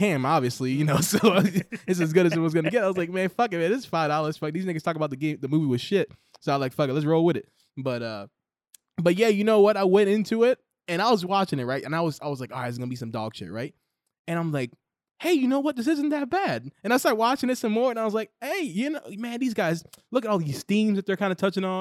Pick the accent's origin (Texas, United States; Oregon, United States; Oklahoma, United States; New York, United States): New York, United States; I'm from New York